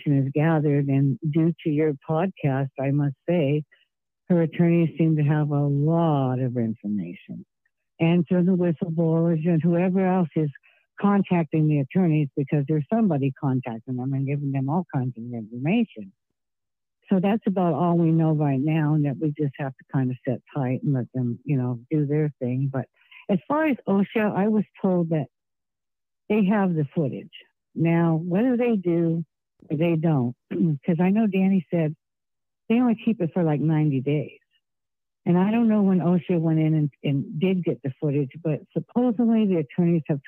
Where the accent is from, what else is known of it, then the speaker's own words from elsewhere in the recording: California, United States; also born or lived in New York / Massachusetts; I've always been a California girl since I was two